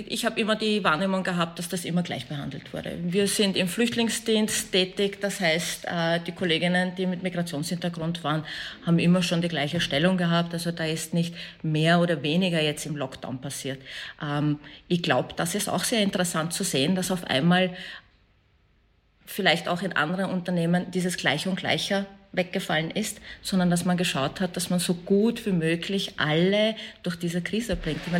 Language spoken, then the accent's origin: German; Afghanistan; Ich glaube, als Afghanin verändert sich halt